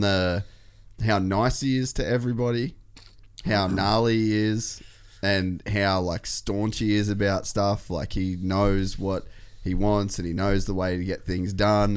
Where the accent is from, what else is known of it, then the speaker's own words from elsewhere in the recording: Cairns, Queensland, Australia; I grew up in Cairns